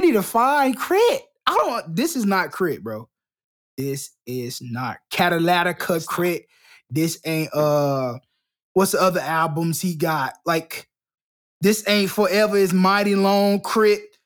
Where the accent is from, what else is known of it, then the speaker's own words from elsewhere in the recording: Florida, United States; I'm not from Texas. I'm, I'm from Florida